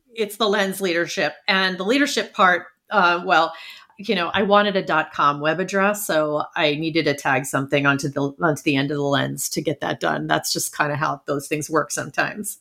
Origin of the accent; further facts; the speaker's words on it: New York City, New York, United States; I was born in Brooklyn in the early seventies